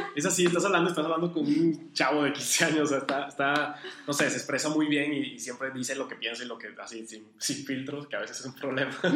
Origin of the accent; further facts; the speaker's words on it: Venezuela; also born or lived in Uruguay / La Paz, Baja California, Mexico; now in Monterrey, Mexico; yo soy venezolano, casi toda mi familia es de allá